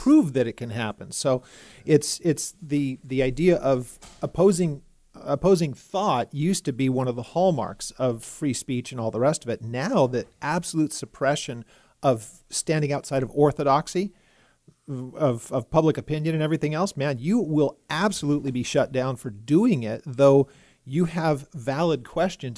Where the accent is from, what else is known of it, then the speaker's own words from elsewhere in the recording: California, United States; moved away as an adult; now in Texas, United States; I grew up in California, and I'm in, I'm in my fifties, so I had never lived anywhere else in my whole life